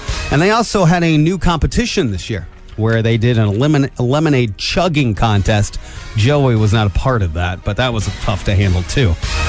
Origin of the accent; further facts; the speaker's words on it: Angola, Indiana, United States; I grew up in Angola and I've lived here my entire life, I've missed a lot of Midwest rites of passage.